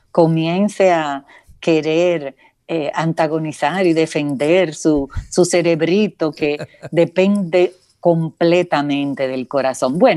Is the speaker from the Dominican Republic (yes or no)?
yes; San José de Ocoa, Dominican Republic; accent: southern; yo soy de San José de Ocoa, mucha honra.